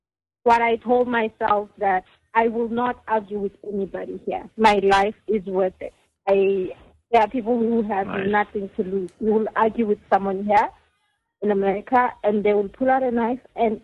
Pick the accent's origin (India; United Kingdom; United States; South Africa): South Africa; KwaZulu-Natal; I will tell you then that I'm from KwaZulu-Natal.